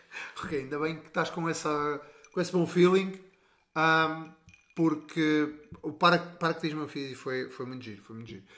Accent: Portugal; nós somos portugueses

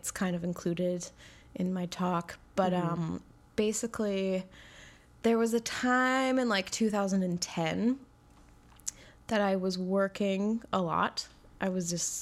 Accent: Royston, British Columbia, Canada; now in Vancouver, Canada; I grew up on Vancouver Island, yeah, in the Comox Valley.

